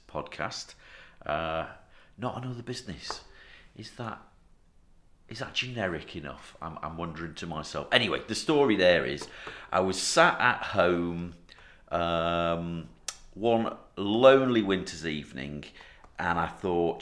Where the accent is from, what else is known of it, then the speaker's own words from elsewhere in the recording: North Wales, United Kingdom; I'm from North Wales, and we are Woollybacks